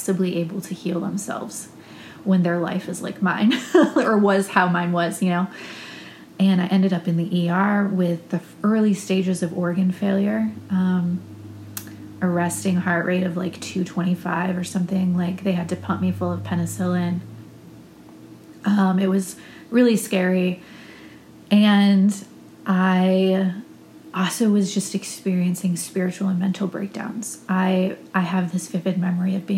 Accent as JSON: {"language": "English", "region": "Ohio", "country": "United States", "tie": "born or raised there", "moved": "as an adult", "lives_now": "Austin, United States", "said": "I had to get a master's degree in my home state of Ohio to renew my teaching license"}